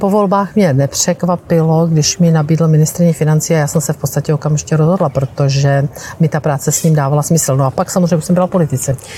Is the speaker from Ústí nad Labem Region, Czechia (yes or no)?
no; South Moravian Region, Czechia; moved away as an adult; now in Prague, Czechia; Já jsem se z Jižní Moravy